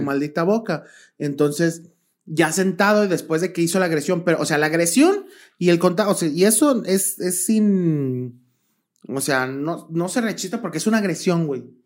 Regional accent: Guadalajara, Jalisco, Mexico; somos de Guadalajara

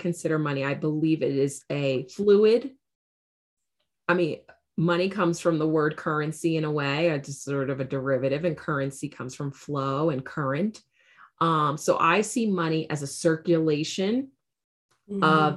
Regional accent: New York City, New York, United States; I grew up in New York City, was groomed to go to business school

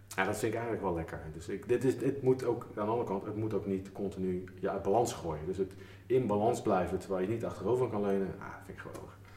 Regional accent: Schiedam, South Holland, Netherlands; ik kom eigenlijk uit Schiedam

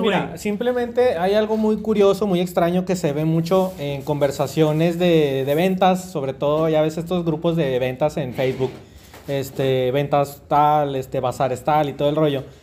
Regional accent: Mexico; nosotros como mexicanos

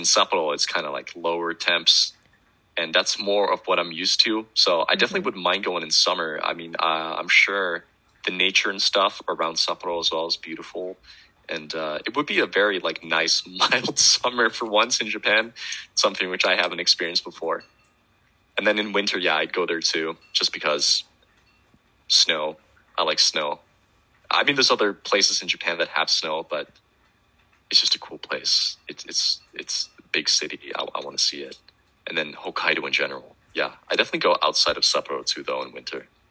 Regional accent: Netherlands; I'm from the Netherlands

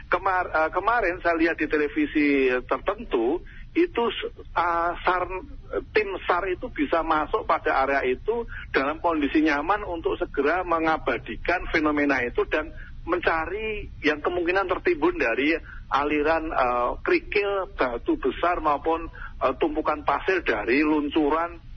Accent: Sleman, Special Region of Yogyakarta, Indonesia; saya merasakan diri, e, merasakan sebagai orang Sleman di Jogja, uh, hanya 20 kilo dari puncak Merapi di Jalan Kaliurang

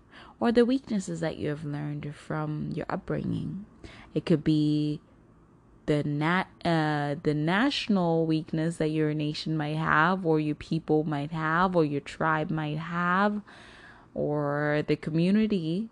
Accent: Zimbabwe; now in United States; I grew up in Zimbabwe, a portion of my life

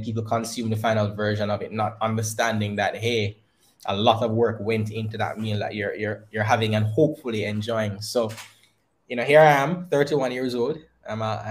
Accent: Christiana, Manchester Parish, Jamaica; growing up in Christiana.

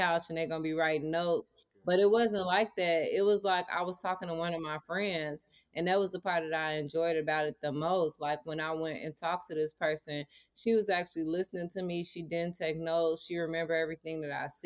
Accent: Maywood, Illinois, United States; I am from Maywood, Illinois

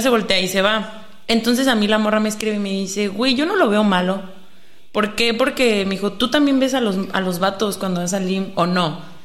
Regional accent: Mexico; nosotros que somos mexicanos

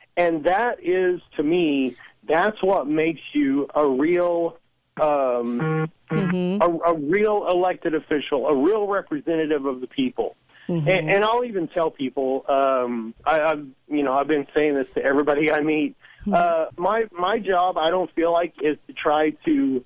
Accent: Southern Illinois, United States; I'm from Southern Illinois

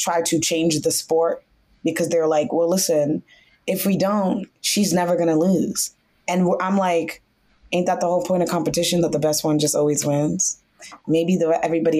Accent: Northern Virginia, United States; I was raised in Northern Virginia.

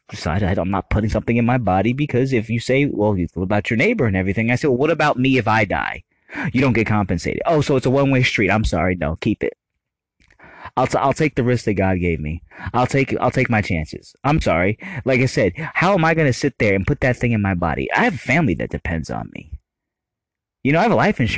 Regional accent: United States; I love being an American. I love my country so much

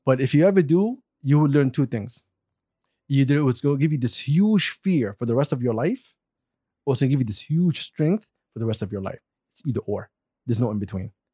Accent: Saudi Arabia; moved away; Me and Hussein were Saudis.

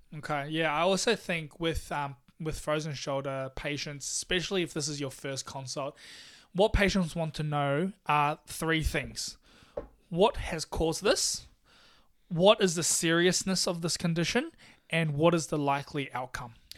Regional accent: Taiwan; now in Melbourne, Australia; I'm from Taiwan.

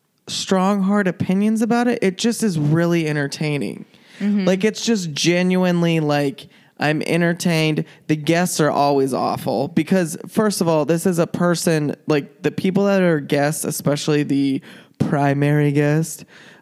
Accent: Shawnee, Kansas, United States; Kansas, Shawnee, Kansas specifically. Which is Kansas City, Kansas.

